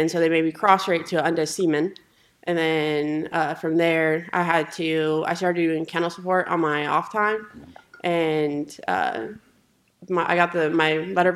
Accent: Cheyenne, Wyoming, United States; moved away as an adult; I grew up in Cheyenne, Wyoming. Yeah. Lived there for 18 years

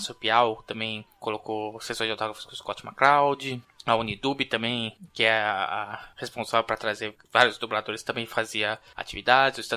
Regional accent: Rio de Janeiro, Brazil; sou do Rio de Janeiro

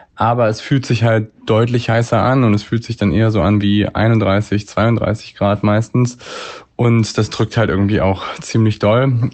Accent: Hamburg, Germany; in meiner Heimatstadt in Hamburg

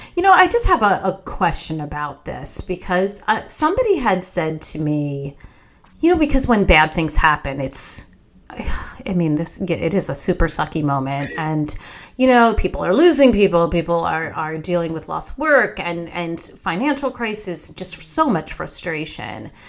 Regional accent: West Orange, New Jersey, United States; West Orange, New Jersey, my hometown

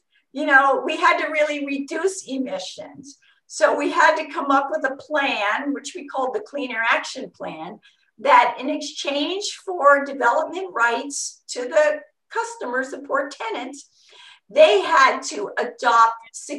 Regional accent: Long Beach, California, United States; I came from Long Beach

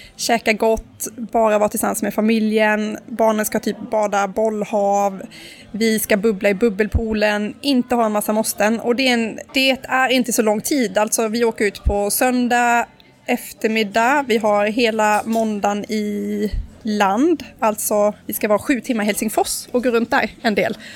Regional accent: Karlskrona, Blekinge, Sweden; now in Stockholm, Sweden; Karlskrona där jag kommer ifrån

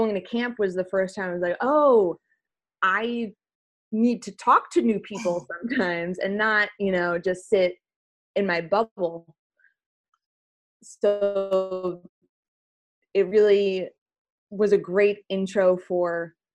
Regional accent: New Jersey, United States; moved away as an adult; now in Los Angeles, United States; I was born and raised in North Jersey, like a half hour outside of New York

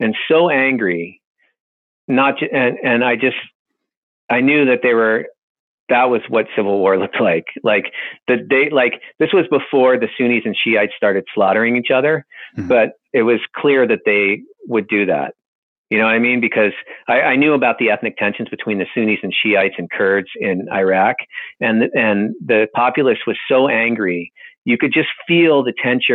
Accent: Boston, Massachusetts, United States; I grew up in Boston

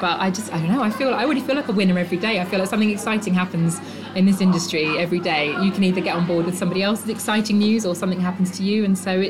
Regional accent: Seattle, Washington, United States; I'm from Seattle

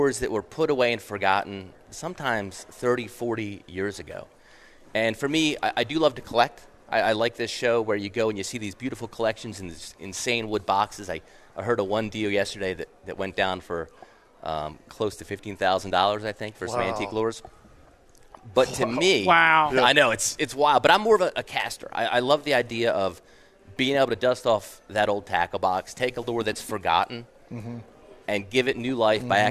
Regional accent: Maryland, United States; moved away; I'm originally from Maryland

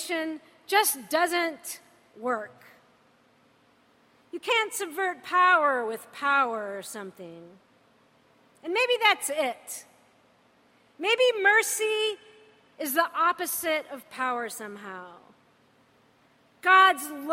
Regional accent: United States; I'm American.

